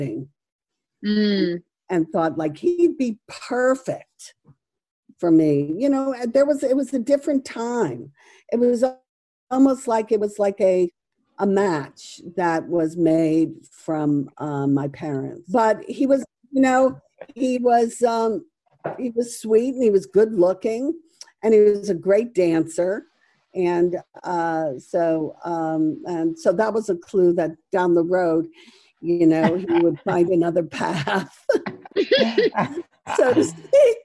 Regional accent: Stratford, Connecticut, United States; moved away as an adult; also born or lived in Boston; now in New York, United States; I grew up in Connecticut

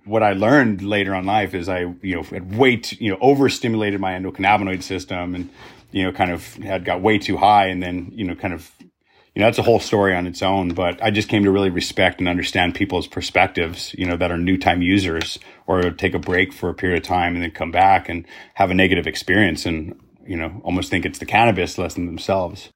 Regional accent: Roswell, New Mexico, United States; moved away as an adult; growing up in Roswell, New Mexico

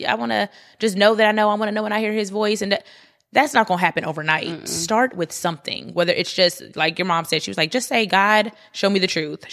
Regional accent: Pleasant Grove, United States; I was growing up in Pleasant Grove

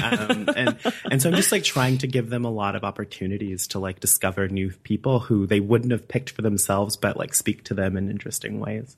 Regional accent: Alabama, United States; moved away as an adult; also born or lived in Madison, Wisconsin; now in Iowa City, United States; I'm from Alabama. Um, I lived there my entire life until I went to graduate school

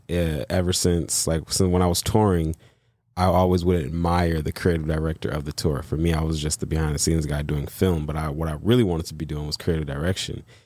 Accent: Michigan, United States; moved away; also born or lived in Los Angeles / Texas; the job was in Michigan, my hometown

